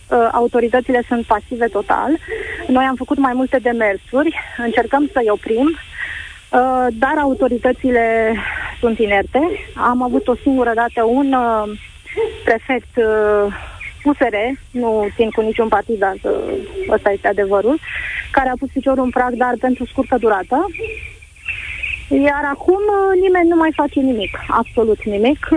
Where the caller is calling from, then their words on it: Târgu Jiu, Gorj, Romania; Bună ziua, vă sunt de la Târgu Jiu. Uh, orașul ăsta este un oraș mic